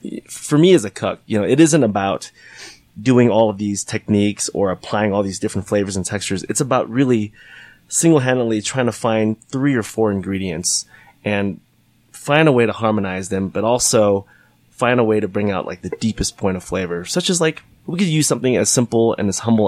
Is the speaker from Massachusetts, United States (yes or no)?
no; California, United States; Because I grew up as a Boy Scout and I grew up in California right next to the mountains.